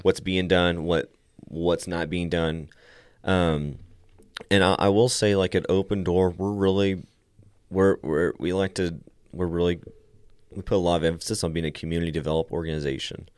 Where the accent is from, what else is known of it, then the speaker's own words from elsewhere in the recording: Meadow, Texas, United States; also born or lived in Lubbock, Texas; I grew up around here for the most part my entire life.